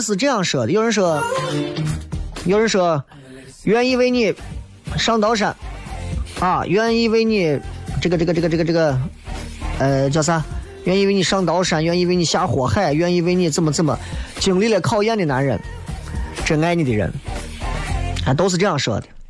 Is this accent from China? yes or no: yes; Xi'an, Shaanxi, China; 我从来没有以为我是一个西安人而自卑过